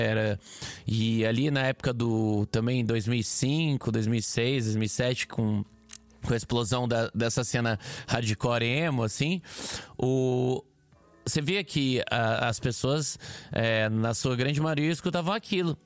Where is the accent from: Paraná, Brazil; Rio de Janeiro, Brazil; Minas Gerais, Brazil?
Paraná, Brazil; Curitiba; accent: Curitiba; now in São Paulo, Brazil; eu sou do sul, não tão sul quanto você, mas eu sou de Curitiba